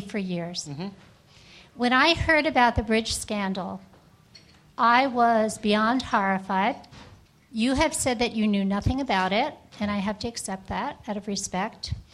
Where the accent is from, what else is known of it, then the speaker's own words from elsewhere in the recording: Teaneck, New Jersey, United States; now in New Hampshire, United States; born and raised in Teaneck, New Jersey, there very close to Fort Lee